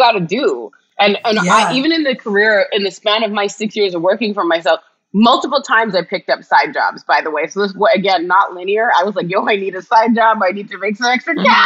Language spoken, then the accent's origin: English; Canada; I'm Canadian